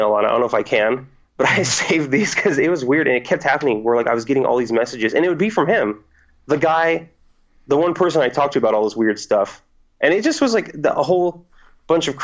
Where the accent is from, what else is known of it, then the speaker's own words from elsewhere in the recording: Fresno, California, United States; I only live about 45 minutes away from my hometown, Fresno.